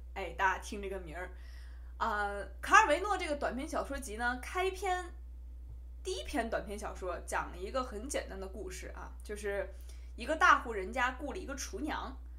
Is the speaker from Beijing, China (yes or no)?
yes; Beijing, China; accent: Beijing accent (京腔); also born or lived in Hubei (family origin); 虽然你听我京腔很重啊，但是只是因为我在北京长大